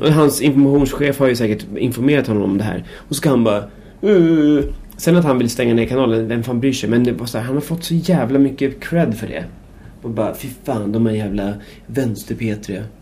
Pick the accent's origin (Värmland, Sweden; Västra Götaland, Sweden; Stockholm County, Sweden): Stockholm County, Sweden; Märsta; jag är uppväxt i Märsta